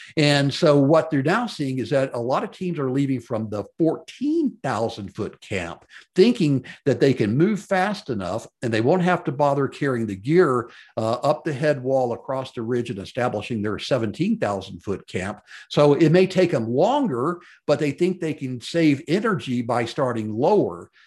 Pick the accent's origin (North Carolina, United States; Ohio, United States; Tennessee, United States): Tennessee, United States; Memphis; growing up in Memphis, Tennessee, and going to Memphis, uh, public schools back in the sixties